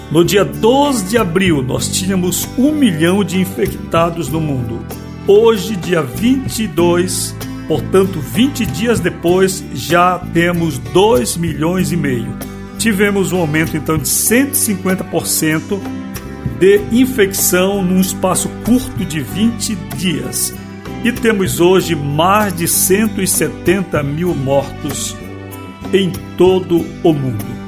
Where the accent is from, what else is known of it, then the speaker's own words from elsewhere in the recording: Brazil; como brasileiro